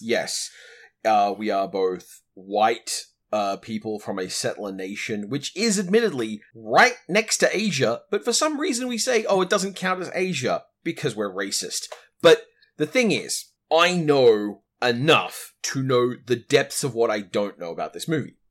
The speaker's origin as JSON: {"language": "English", "country": "Australia"}